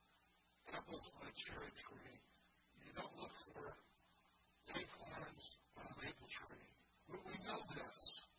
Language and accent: English; Indiana, United States; now in Michigan, United States; I grew up in Indiana